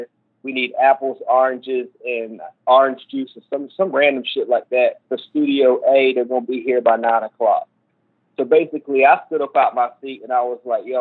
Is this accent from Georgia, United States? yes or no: yes; Augusta, Georgia, United States; moved away; also born or lived in Savannah, Georgia; I was born in Savannah, and then I moved to Augusta when I was a kid